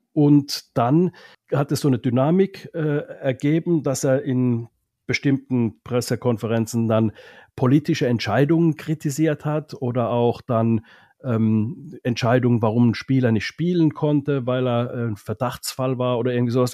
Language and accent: German; Finland; moved away; das als Finne